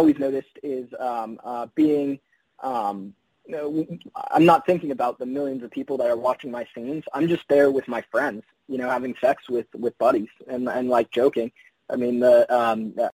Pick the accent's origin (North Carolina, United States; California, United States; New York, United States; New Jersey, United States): California, United States; Windsor; I'm from Windsor, California, which is about, let's say, 15 minutes north of Santa Rosa. But like until I was 20, it wasn't even on a map